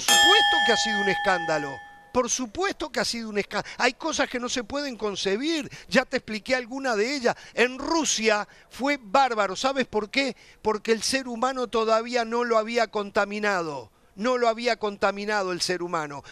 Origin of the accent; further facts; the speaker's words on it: Uruguay; yo soy uruguayo